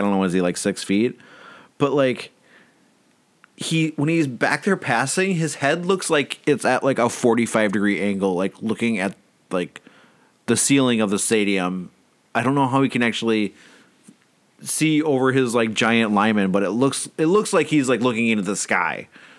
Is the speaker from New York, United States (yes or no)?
no; Minnesota, United States; I'm from the Iron Range.